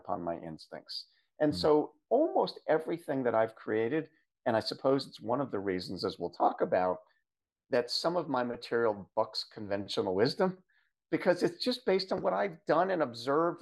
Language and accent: English; Philadelphia area, Southern New Jersey, United States; I'm come from the Philadelphia area, Southern New Jersey, specifically in the US